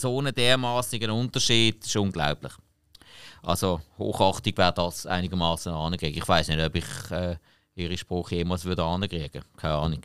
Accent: Switzerland

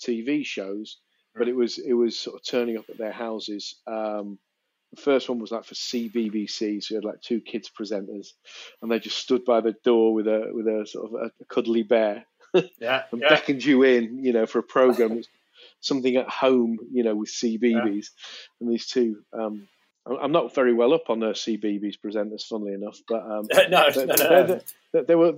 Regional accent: Manchester, North West England, United Kingdom; moved away as an adult; now in London, United Kingdom; I grew up in Manchester, South Manchester.

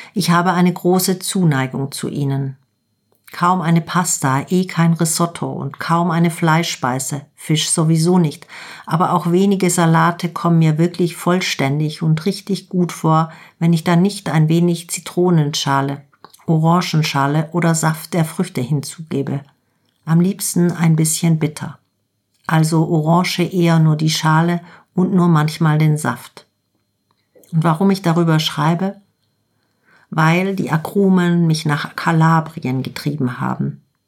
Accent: Germany; bei uns in Deutschland

